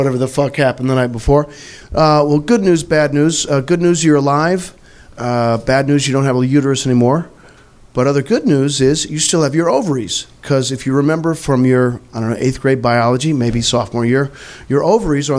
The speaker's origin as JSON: {"language": "English", "region": "Missouri", "country": "United States", "said": "I'm from Missouri"}